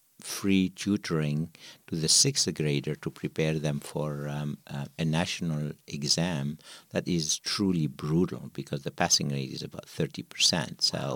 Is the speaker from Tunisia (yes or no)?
yes; Tunisia; So I'm originally from North Africa, Tunisia, born to parents who value education.